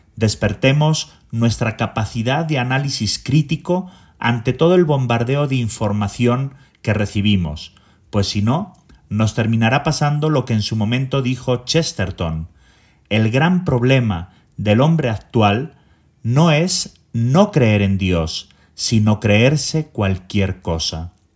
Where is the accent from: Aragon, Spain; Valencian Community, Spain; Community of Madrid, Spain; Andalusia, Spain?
Aragon, Spain; Zaragoza; moved away as an adult; now in Mexico City, Mexico; Soy originario de Zaragoza, España y llevo en México más de 27 años